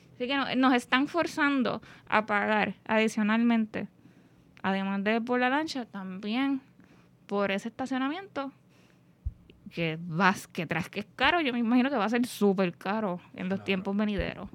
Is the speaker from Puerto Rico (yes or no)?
yes; Puerto Rico; aunque los viequenses y los culebrenses se sientan como una nación aparte, por llamarle así, seguimos siendo puertorriqueños